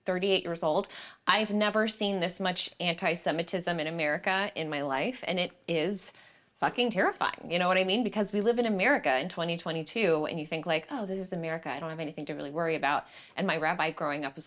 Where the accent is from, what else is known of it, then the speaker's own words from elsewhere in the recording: Las Vegas, Nevada, United States; now in California, United States; I grew up in Las Vegas